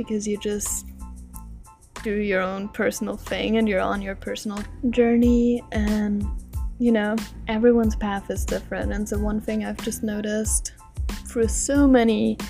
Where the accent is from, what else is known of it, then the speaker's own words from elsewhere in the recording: Austria; moved away as an adult; back home in Austria, in my home country